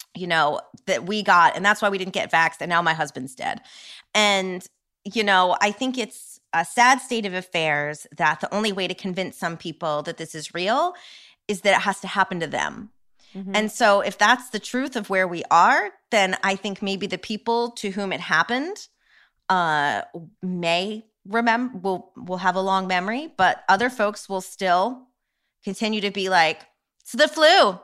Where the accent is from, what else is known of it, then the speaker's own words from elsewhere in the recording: New York, United States; as a New Yorker